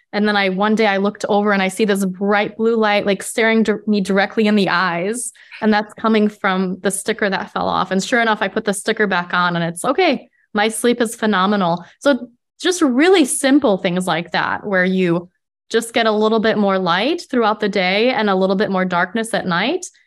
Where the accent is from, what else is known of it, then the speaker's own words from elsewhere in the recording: Midwest, United States; moved away as an adult; also born or lived in Europe / Netherlands / Poland / Colorado; now in California, United States; I grew up in the Midwest and I lived in the Netherlands and I've lived in Poland and Colorado